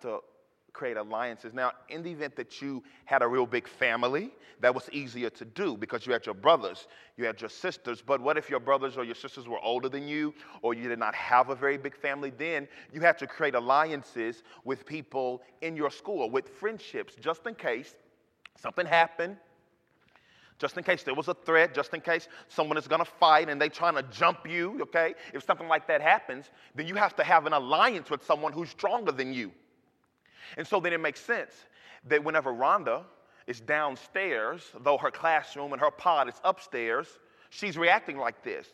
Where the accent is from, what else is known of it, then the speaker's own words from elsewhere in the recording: Dallas, Texas, United States; I'm from Oak Cliff